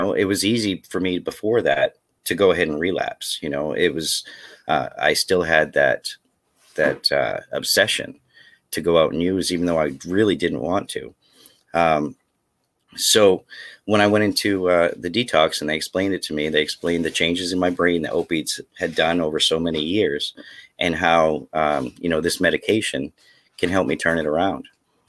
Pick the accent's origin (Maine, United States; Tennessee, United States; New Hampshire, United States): Maine, United States; as I said, I grew up in Northern Maine. That's where my addiction was rampant, and there was no help for me.